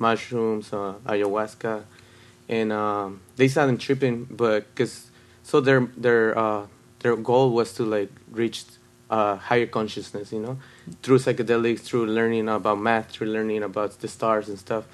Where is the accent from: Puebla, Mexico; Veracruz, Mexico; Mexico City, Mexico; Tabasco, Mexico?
Puebla, Mexico; now in Las Vegas, United States; I was born in Puebla, Mexico